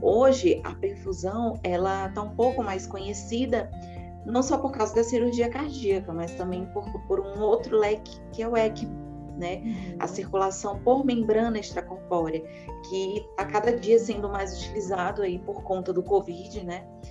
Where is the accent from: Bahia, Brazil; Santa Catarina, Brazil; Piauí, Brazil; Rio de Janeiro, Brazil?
Piauí, Brazil; Teresina; moved away as an adult; now in São Paulo, Brazil; Eu sou natural de Teresina, no Piauí